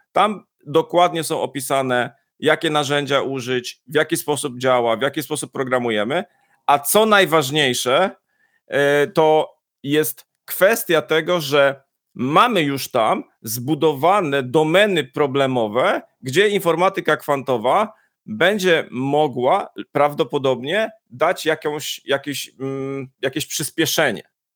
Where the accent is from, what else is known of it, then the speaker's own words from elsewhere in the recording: Poznań, Greater Poland, Poland; ja jestem z Poznania